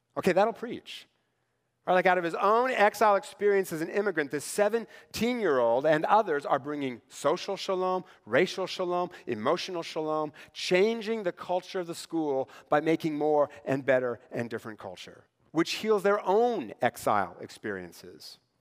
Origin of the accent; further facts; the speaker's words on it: Tri-Cities, Washington, United States; Growing up in the Tri-Cities